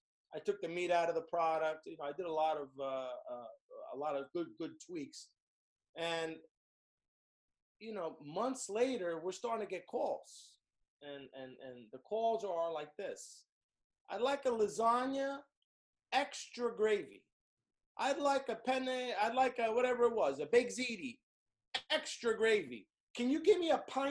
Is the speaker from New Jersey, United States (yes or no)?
yes; Hudson County, New Jersey, United States; as a kid growing up in Hudson County, New Jersey, near Hoboken